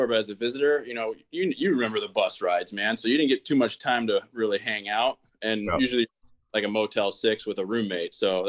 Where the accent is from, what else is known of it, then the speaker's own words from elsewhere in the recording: Pittsburgh, Pennsylvania, United States; also born or lived in Greenville / Chicago; and then we moved to Pittsburgh.